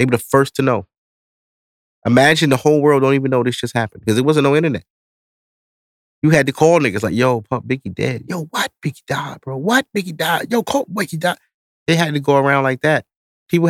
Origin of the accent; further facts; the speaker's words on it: New York, United States; I'm East Coast. I'm from New York, so I'm a rep East Coast